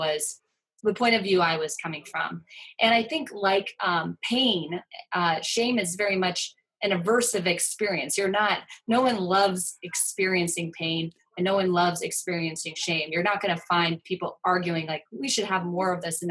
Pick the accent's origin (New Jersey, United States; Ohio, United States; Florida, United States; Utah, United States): Ohio, United States; moved away as an adult; also born or lived in Vancouver; now in New York City, United States; I'm born and raised in Ohio, and but then have been living on the coast sort of since I was 18, 19, so I'm one of those recruits from the Midwest